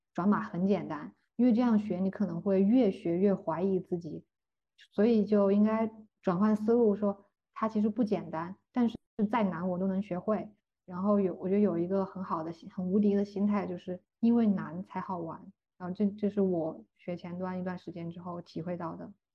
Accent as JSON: {"language": "Chinese", "country": "China", "moved": "as an adult", "said": "我们中国人的通病吧"}